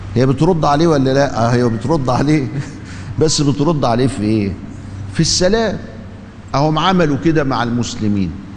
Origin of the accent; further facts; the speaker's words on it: Egypt; عندنا في مصر